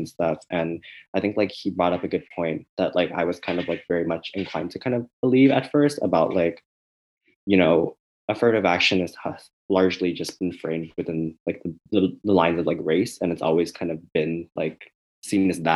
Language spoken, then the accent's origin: English; Bay Area, California, United States; moved away as an adult; now in New Haven, United States; growing up in the Bay Area